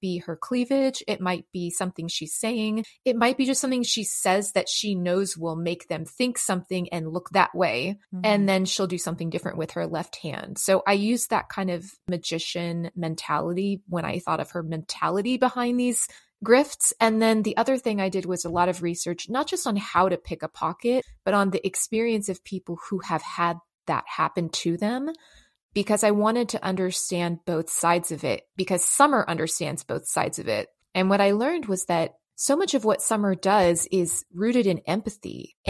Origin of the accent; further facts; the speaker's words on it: San Francisco, California, United States; also born or lived in Los Angeles; I grew up in San Francisco and Los Angeles, and I grew up in pretty like, you know, inner city environments.